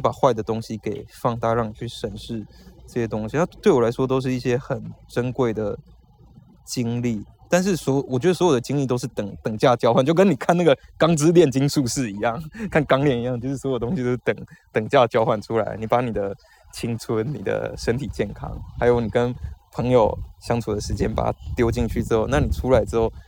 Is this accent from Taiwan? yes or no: yes; Taiwan; moved away as an adult; 我小时候在台湾长大的时候